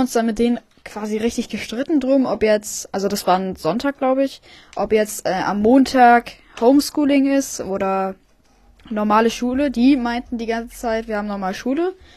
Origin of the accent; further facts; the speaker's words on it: Friedland, Mecklenburg-Vorpommern, Germany; ich komme auch aus Friedland